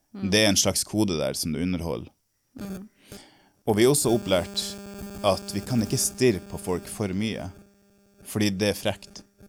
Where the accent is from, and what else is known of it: Norway; moved away